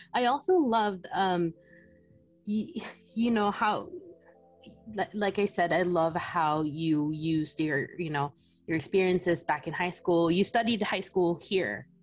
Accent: Philippines; now in United States; I was born and raised in the Philippines

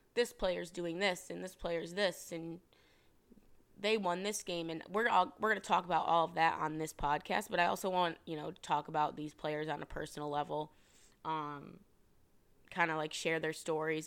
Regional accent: Rochester, New York, United States; born and raised upstate New York, Rochester, New York. Um, shout out Webster

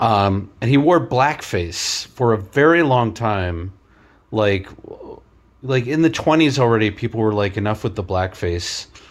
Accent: New York City, New York, United States; I grew up in Queens around a lot of Asian families

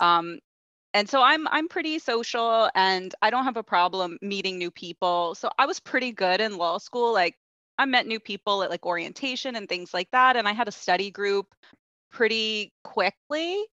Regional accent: Ocala, Florida, United States; moved away as an adult; also born or lived in Los Angeles, United States / London, United Kingdom; now in Canada; I grew up in Florida

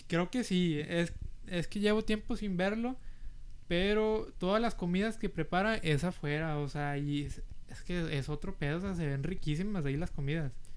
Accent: Brownsville, Texas, United States; first language Spanish; also born or lived in Monterrey, Mexico; ya me vine aquí al valle y pues crecí aquí en los últimos 15 años

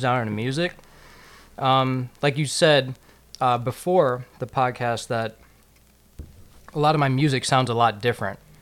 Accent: Plainfield, Illinois, United States; I'm from Plainfield, Illinois

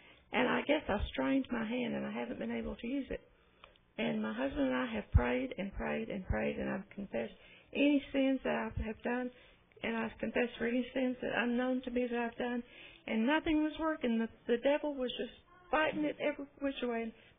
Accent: Hobbs, New Mexico, United States; I'm from Hobbs, New Mexico.

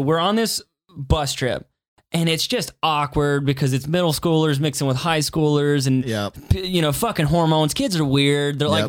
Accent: Appalachian Mountains, United States; Like, we grew up in the Appalachian Mountains.

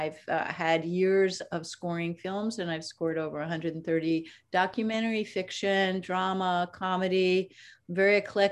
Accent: New York City, New York, United States; I was born in the Bronx in New York City. I went to public schools, which included music and art and the Conservatory of Music at Brooklyn College. But most of my life actually was learned on the streets of New York

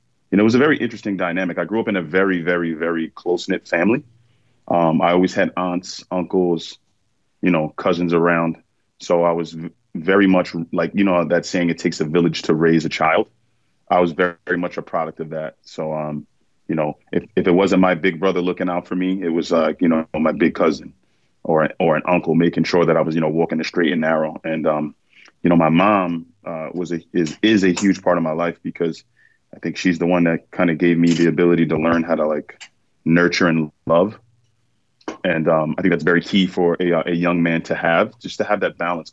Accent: New York City, New York, United States; I was born in Bronx, New York

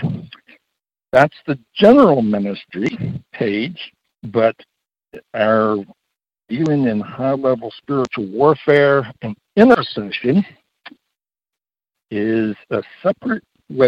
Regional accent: the South, United States; I'm a Southerner, okay? I'm born and raised a Southerner

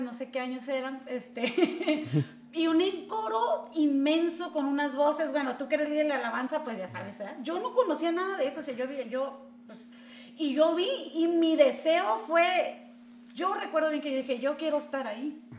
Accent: Tijuana, Baja California, Mexico; yo nací aquí en Tijuana, soy tijuanense de corazón

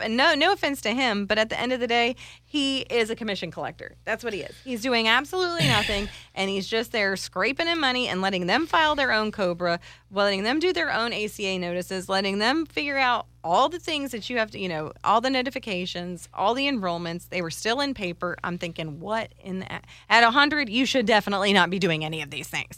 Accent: Ireland; I'm Irish

